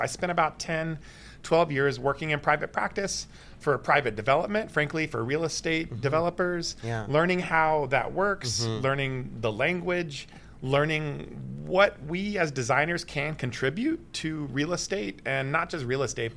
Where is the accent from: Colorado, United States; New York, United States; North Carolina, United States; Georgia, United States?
Georgia, United States; Atlanta; now in Toronto, Canada; I'm from Atlanta and Georgia Tech